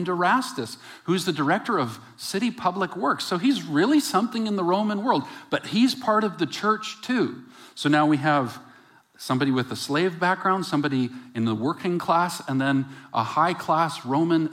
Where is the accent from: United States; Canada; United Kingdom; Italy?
Canada; West Coast; also born or lived in Calgary; I was from the West Coast